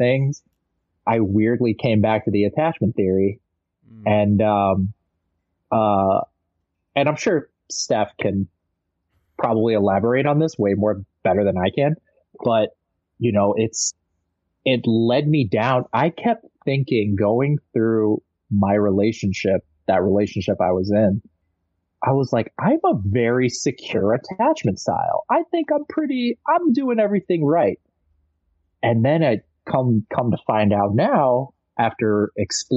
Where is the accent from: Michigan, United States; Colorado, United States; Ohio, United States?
Michigan, United States; also born or lived in New York / Los Angeles; my denominational church that I grew up here in Michigan